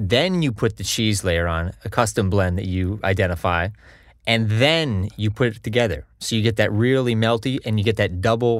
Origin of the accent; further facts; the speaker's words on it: Connecticut, United States; also born or lived in Long Island; And I grew up in Connecticut.